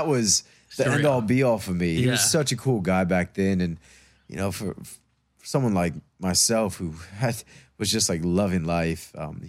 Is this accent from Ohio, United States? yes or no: no; Arizona, United States; also born or lived in North Dakota / Kansas City / Iowa / Denver; now in Los Angeles, United States; Well, I was born in North Dakota. Yeah. After my parents separated, moved to, it's kind of, I block a lot of it. Kansas City, then Iowa, wow. then Denver, Colorado, then Arizona. And then from Arizona, grew up most of my life there.